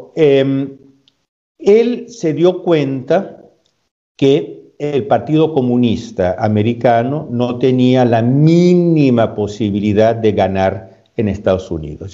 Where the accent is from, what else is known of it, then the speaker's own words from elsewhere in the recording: Peru; also born or lived in Spain; now in Italy; Yo soy, yo soy peruano de, nacimiento